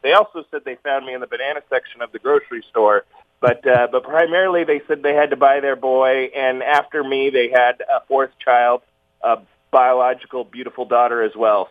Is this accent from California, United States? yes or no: yes; Fullerton, California, United States; I was born in Southern California in a small town called Fullerton